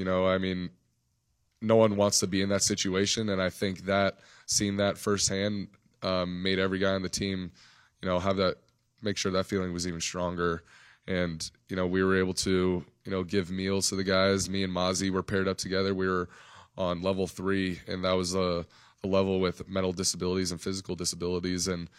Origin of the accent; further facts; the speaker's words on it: Nevada, United States; I grew up in Nevada, so I saw him at Stanford.